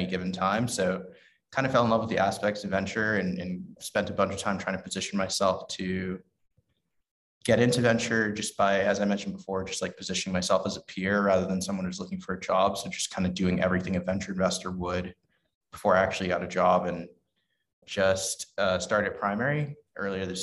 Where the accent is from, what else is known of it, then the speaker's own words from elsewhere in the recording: New York City, New York, United States; I grew up in the Bronx in New York City